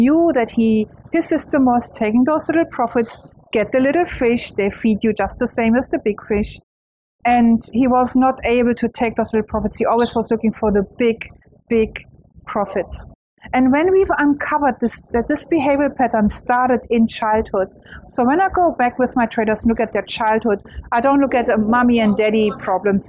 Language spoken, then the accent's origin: English; Germany; English is a second language; moved away as an adult; now in Australia; I am German, though. That's what you most probably wonder about my accent. But I live in Australia for a very long time.